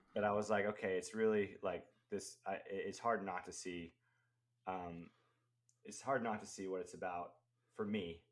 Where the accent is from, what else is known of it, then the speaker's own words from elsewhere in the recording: the South, United States; I grew up in the South, you know, uh, Christian South, where gender roles are very defined